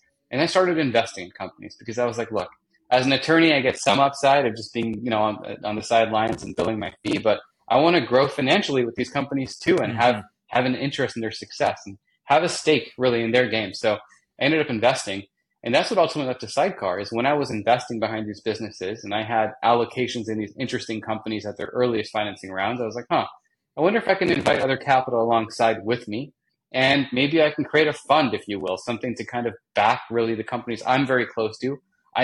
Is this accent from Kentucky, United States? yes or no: no; Los Angeles, California, United States; moved away as an adult; also born or lived in New York City; I grew up in Southern California, in the outskirts of LA, San Fernando Valley